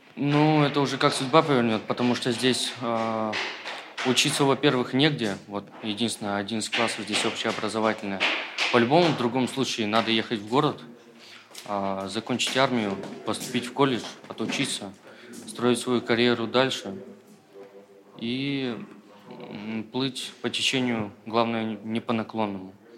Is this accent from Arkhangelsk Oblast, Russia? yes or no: yes; Solovetsky, Arkhangelsk Oblast, Russia; я здесь живу с самого рождения